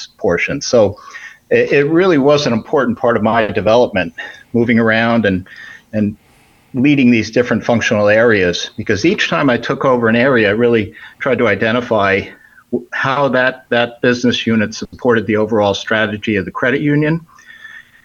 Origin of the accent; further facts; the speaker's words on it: New Jersey, United States; moved away as an adult; also born or lived in New York City, United States / Albuquerque, New Mexico, United States; now in Florida, United States; I grew up in North Jersey, and I attended one of the state colleges there in New Jersey